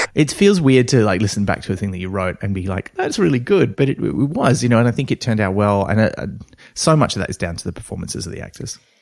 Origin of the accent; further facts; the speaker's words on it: Australia; like me, being Australian